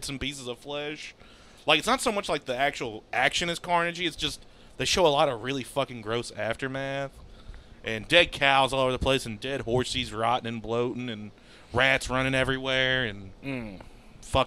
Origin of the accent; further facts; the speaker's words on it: United States; I'm American